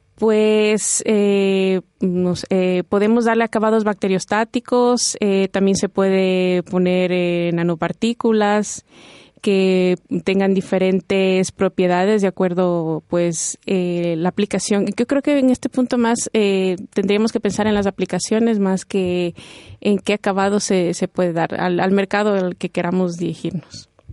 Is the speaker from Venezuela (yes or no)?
no; Ecuador; moved away as an adult; now in Spain; Yo vengo de Ecuador y todos mis estudios me los han financiado con la Secretaría de Investigación de, Ecuador